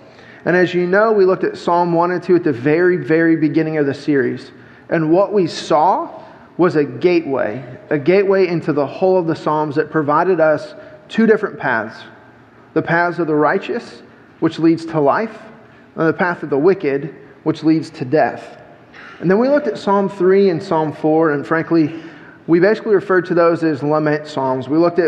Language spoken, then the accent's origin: English; Illinois, United States; moved away as an adult; I'm a transplant from Illinois. I moved here 7 years ago.